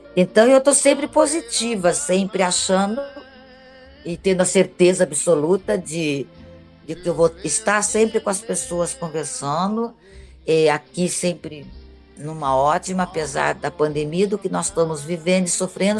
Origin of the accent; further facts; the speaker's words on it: Araraquara, São Paulo, Brazil; moved away as an adult; eu voltei para Araquara, o interior de São Paulo, que chama-se Araraquara, onde eu nasci. E, e, lá eu tenho assim, milhões de amigos, amigos de infância